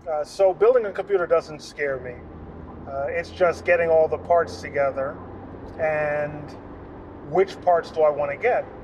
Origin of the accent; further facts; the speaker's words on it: New York City, New York, United States; also born or lived in New Jersey; And I grew up driving in New York City.